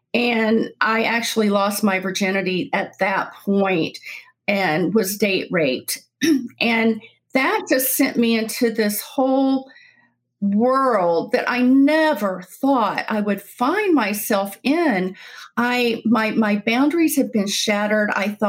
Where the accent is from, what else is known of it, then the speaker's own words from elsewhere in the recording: Deep South, United States; also born or lived in South Carolina; I was brought up in the Deep South, kind of a little all over everywhere, but settled in South Carolina.